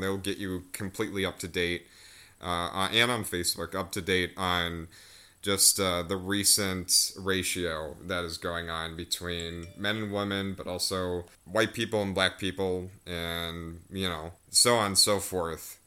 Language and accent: English; United States; I'm American